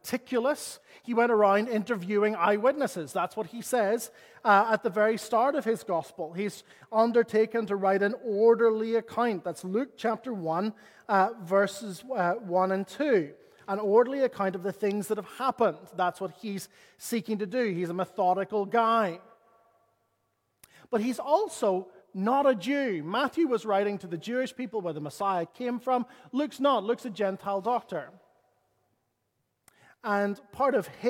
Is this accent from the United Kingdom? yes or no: yes; Northern Ireland, United Kingdom; As a Northern Irish person